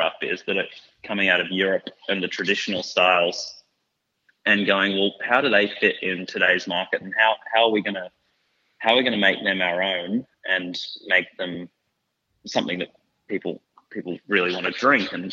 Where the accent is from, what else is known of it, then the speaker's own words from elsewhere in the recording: Victoria, Australia; I grew up here. I basically lived here since 97